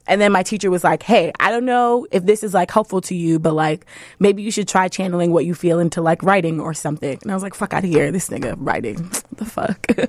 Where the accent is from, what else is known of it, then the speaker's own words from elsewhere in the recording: New York City, New York, United States; also born or lived in Brooklyn; I am from the South Bronx. I grew up in the poorest congressional district in the country